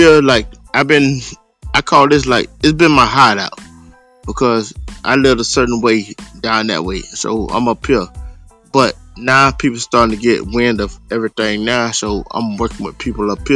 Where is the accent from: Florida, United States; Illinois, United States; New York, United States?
Florida, United States; Miami; also born or lived in Gainesville, Florida / San Jose, California; now in Ocala, United States; I grew up in Miami.